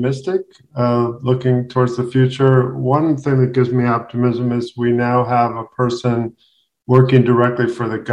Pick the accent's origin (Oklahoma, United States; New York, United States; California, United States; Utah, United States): California, United States; moved away; also born or lived in Washington, D.C.; I spent 26 years in D.C. before coming back to my home state in February of 2020